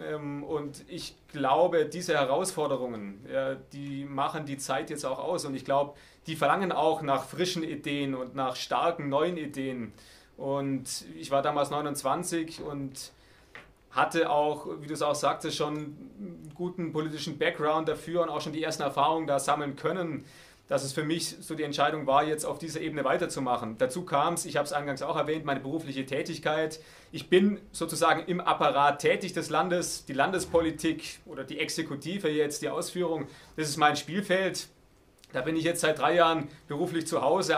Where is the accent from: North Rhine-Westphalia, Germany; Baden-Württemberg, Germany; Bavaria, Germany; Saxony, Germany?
Baden-Württemberg, Germany; Heidenheim district; ich komme aus dem Landkreis Heidenheim